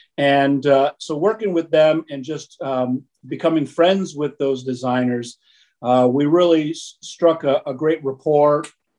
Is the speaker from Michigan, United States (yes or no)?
yes; Detroit, Michigan, United States; I had a group of friends growing up in Detroit